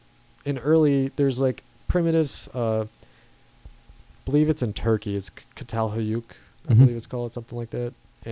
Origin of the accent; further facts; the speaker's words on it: United States; as an American